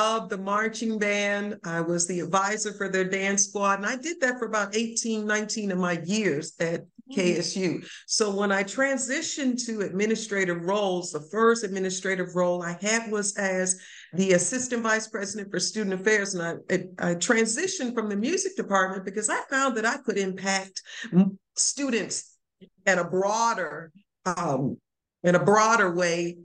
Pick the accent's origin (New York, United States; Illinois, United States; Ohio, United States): Ohio, United States; Lorain; moved away as an adult; also born or lived in Nashville, Tennessee / Frankfort, Kentucky; I'm from Lorain, Ohio.